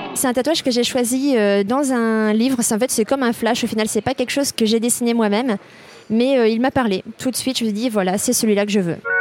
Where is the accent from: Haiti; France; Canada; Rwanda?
France; Brittany; moved away as an adult; ma région d'origine, donc la Bretagne